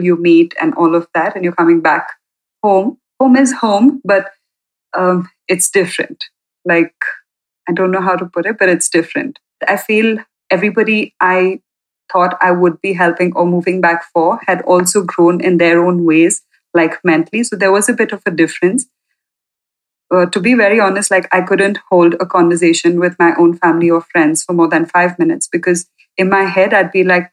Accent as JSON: {"language": "English", "country": "India", "also_born_or_lived": "Ireland", "lives_now": "Coorg, India", "said": "I moved back to India from Ireland. So I was in Ireland for about 3.5 years. And I moved back just to be closer to home and to my family."}